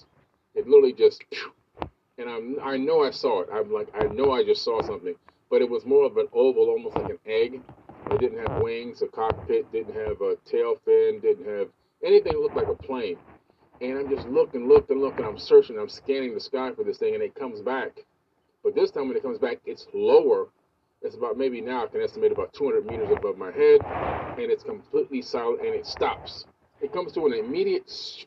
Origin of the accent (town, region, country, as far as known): Miami, Florida, United States; born or raised there; also born or lived in New York